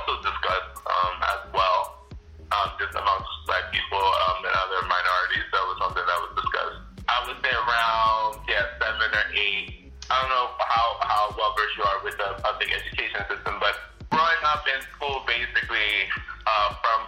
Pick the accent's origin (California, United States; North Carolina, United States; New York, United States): New York, United States; New York City; I grew up on basically what would be considered the Upper West Side in a project housing